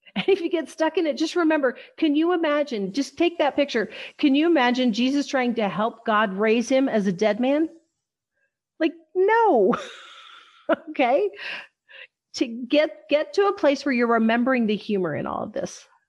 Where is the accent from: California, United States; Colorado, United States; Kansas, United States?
Kansas, United States; western; I'm from Wes, I was born in western Kansas.